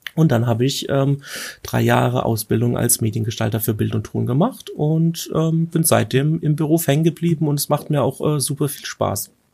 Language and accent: German; Germany; bei uns in Deutschland